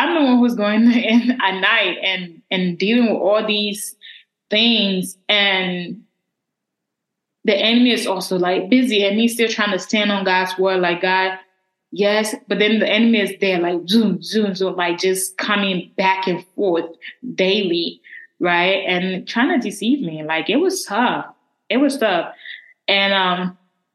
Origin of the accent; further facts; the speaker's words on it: Liberia; accent: Liberian; that's my Liberian. That's my Liberian accent right there